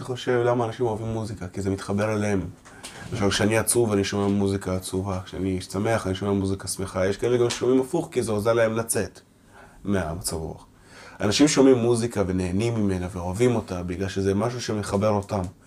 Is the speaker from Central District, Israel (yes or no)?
no; Ramat Gan, Tel Aviv District, Israel; first language Russian; נולדתי בישראל, תל השומר